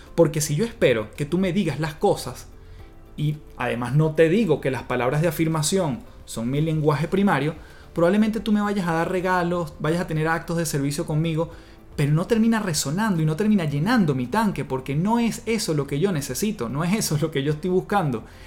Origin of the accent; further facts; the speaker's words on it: Venezuela; moved away as an adult; now in Chile; en Venezuela, de donde yo vengo